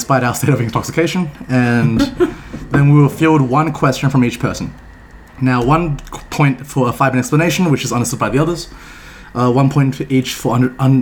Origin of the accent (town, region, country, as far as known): Australia